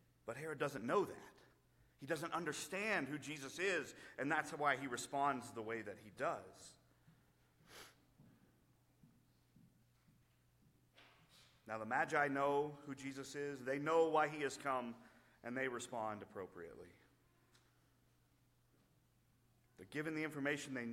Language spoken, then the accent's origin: English; United States; our freedom as American because we believe in Christ